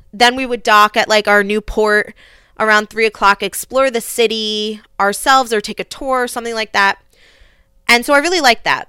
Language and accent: English; United States; especially an, an American woman